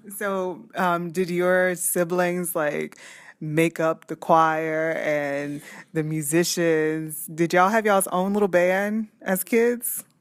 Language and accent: English; New Orleans, Louisiana, United States; moved away; my hometown, my other hometown, New Orleans